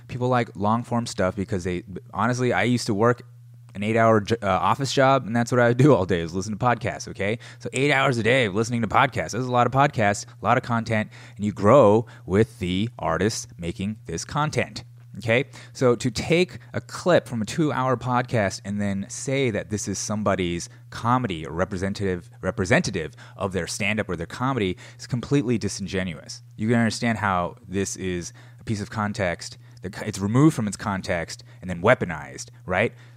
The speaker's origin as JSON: {"language": "English", "country": "United States", "said": "as an American"}